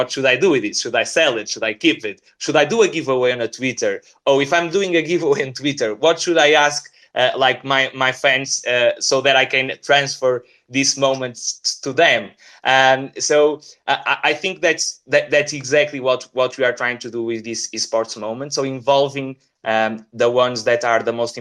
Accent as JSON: {"language": "English", "country": "Portugal", "said": "we are from Portugal"}